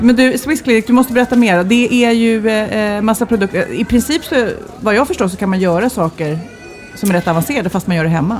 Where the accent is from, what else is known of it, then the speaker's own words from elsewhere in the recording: Lidingö, Stockholm County, Sweden; jag är ju uppvuxen här